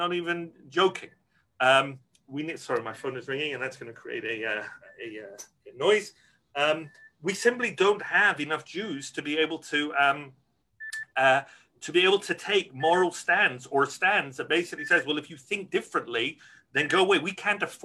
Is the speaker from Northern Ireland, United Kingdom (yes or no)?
no; Glasgow, Scotland, United Kingdom; moved away; I grew up in Glasgow, Scotland, a community that's declined a lot for demographic reasons